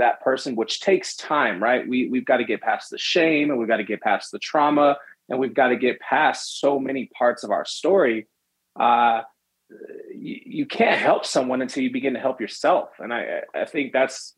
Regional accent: San Francisco, California, United States; I was born in San Francisco, California, raised in the Bay Area

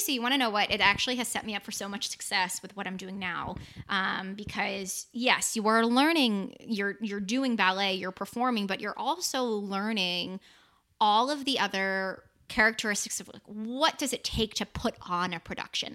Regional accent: Boston, Massachusetts, United States; I'm from Boston, Massachusetts

